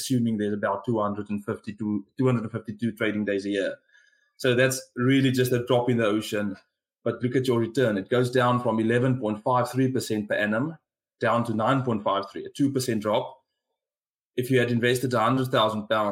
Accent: South Africa; accent: South African; given my accent, you can guess where I'm from

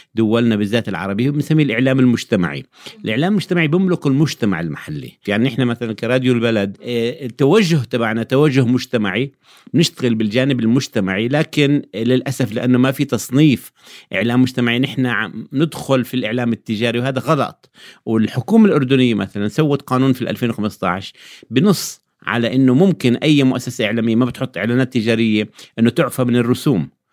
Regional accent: Jordan; عندنا في الأردن

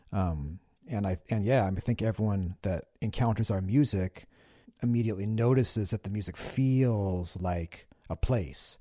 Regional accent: Olympia, Washington, United States; growing up in Olympia during those days, like, you know, I graduated high school in nineteen ninety-six

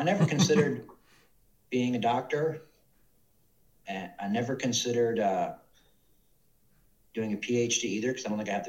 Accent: Atlanta, Georgia, United States; I grew up at Atlanta, Georgia. I was actually born in Atlanta, the city of Atlanta.

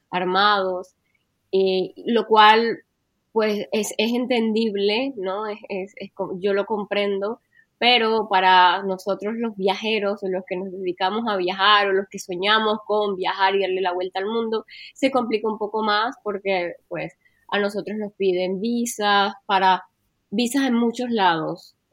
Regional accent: Colombia; moved away as an adult; now in France; soy colombiana, nací en Colombia, pero ahora vivo en Francia.

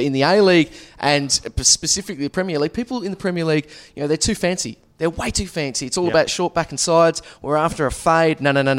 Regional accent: Tasmania, Australia; accent: Tasmanian; moved away; Well, I still speak Tasmanian.

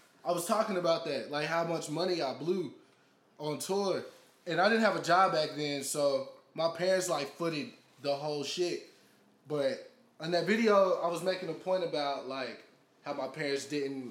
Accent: Texas, United States; we're from Texas

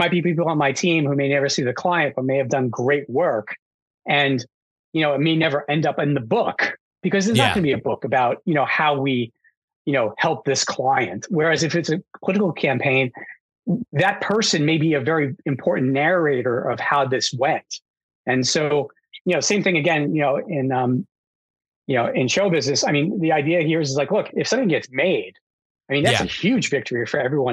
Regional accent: New York, United States; I grew up in New York

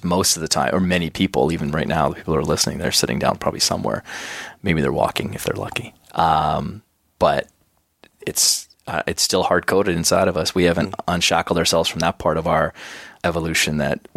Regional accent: Schuler, Alberta, Canada; moved away; So my small little rural school that I went to, Schuler, Alberta, we had like a maximum enrollment from kindergarten to grade 9

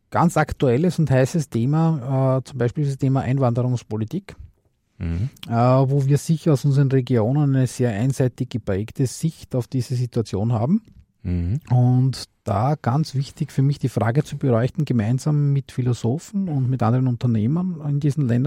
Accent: Austria; Ne, ich bin aus Österreich.

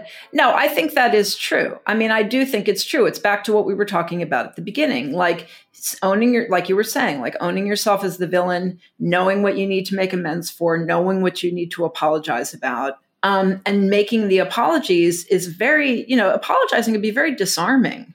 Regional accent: Texas, United States; growing up in Texas

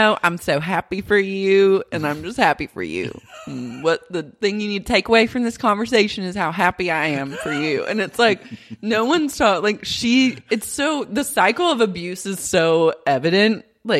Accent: Oklahoma, United States; I grew up in Oklahoma.

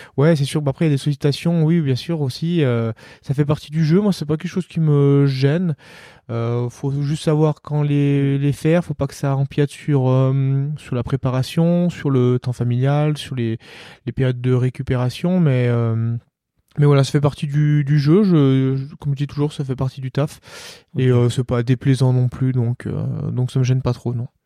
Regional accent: Marthod, Auvergne-Rhône-Alpes, France; also born or lived in Albertville; j'allais euh, au foot dans mon petit village euh, où j'ai grandi à Marteau

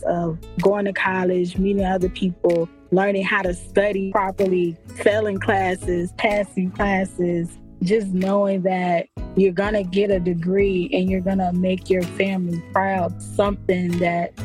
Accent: Norfolk, Virginia, United States; also born or lived in Raleigh, North Carolina; I was born and raised in Norfolk, Virginia

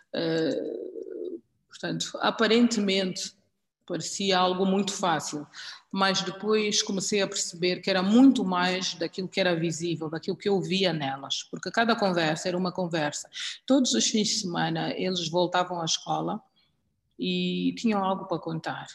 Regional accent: Angola; moved away as an adult; also born or lived in South Africa; eu não era sul-africana, eu venho de Angola, onde eh, nós eh, não existe o racismo

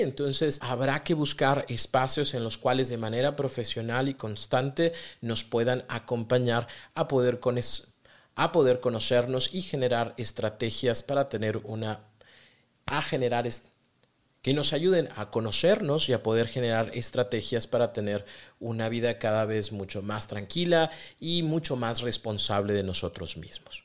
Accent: Mexico; Yo soy mexicano

